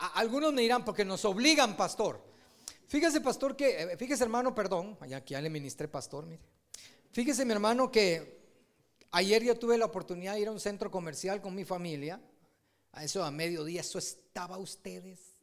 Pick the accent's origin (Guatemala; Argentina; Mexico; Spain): Guatemala; uno como guatemalteco